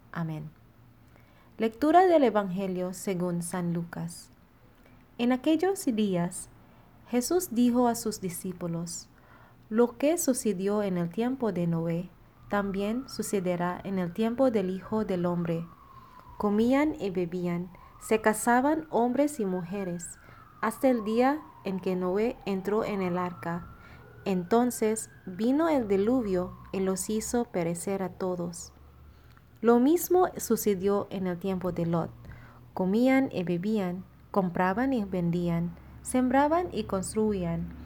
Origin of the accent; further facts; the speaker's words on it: Philippines; now in Monterrey; Soy Ran, misionera filipina destinada en la comunidad de Monterrey.